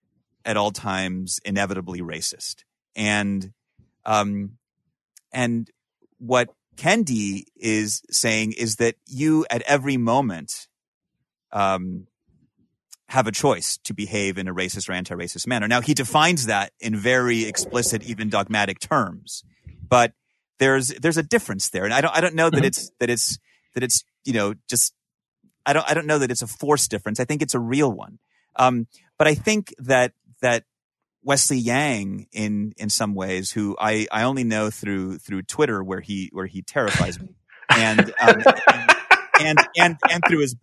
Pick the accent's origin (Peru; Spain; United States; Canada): Peru; or for me, you know, who I'm from Peru, originally, it was more like, oh, you don't even have an accent